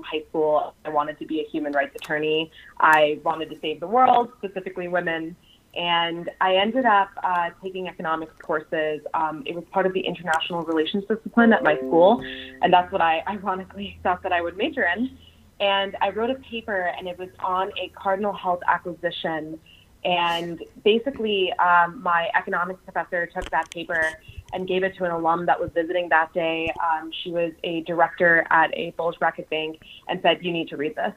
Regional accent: the Rust Belt, Midwest, United States; I'm originally from the Midwest, the Rust Belt

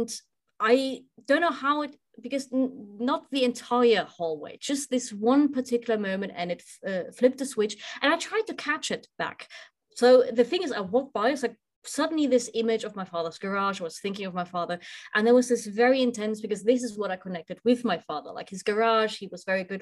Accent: Weimar, Thuringia, Germany; connects me to my hometown. So I was born in Weimar

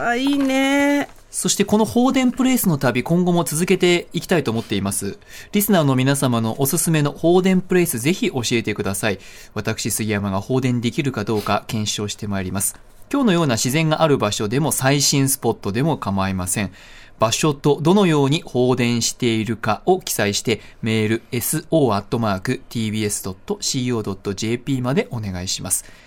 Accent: Tokyo, Japan; 私は東京出身なんですけど

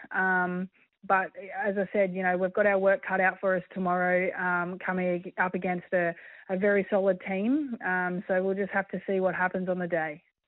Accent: Australia; being Australian

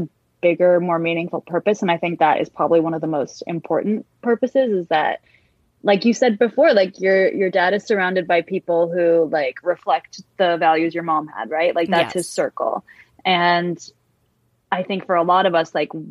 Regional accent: San Francisco, California, United States; I grew up in San Francisco in a very diverse community

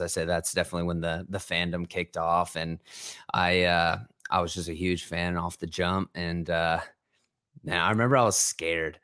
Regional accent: Ohio, United States; born or raised there; also born or lived in New Jersey

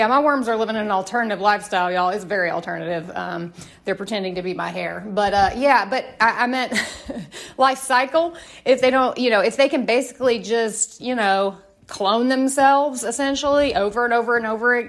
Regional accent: Tennessee, United States; I am from Tennessee

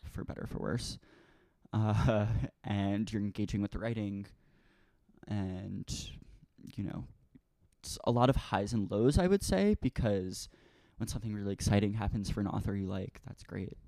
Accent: Merrick, New York, United States; moved away as an adult; now in Brooklyn, United States; I grew up on the South Shore in a town called Merrick

